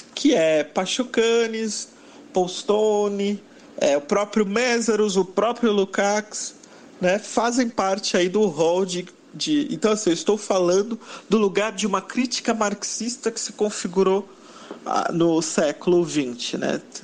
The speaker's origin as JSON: {"language": "Portuguese", "country": "Brazil", "said": "nós somos brasileiros"}